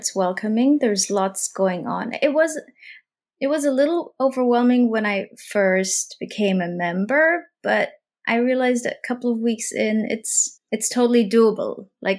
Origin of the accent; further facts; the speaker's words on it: Laos; And I think growing up in Laos for the longest period, you know, it was, you know, a communist Southeast Asian country.